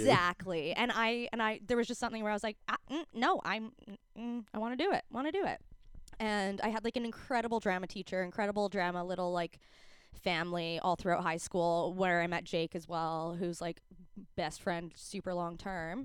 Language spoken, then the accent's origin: English; Calgary, Alberta, Canada; moved away as an adult; now in Vancouver, Canada; growing up in Calgary